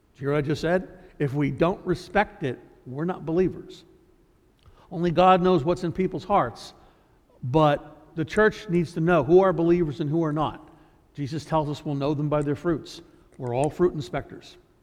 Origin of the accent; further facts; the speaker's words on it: United States; we as Americans